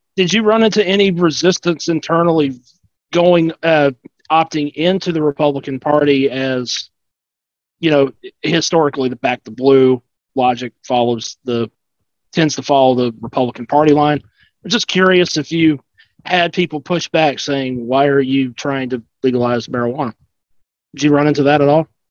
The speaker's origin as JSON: {"language": "English", "region": "South Carolina", "country": "United States", "tie": "born or raised there", "moved": "yes", "lives_now": "Georgia, United States", "said": "I grew up in South Carolina"}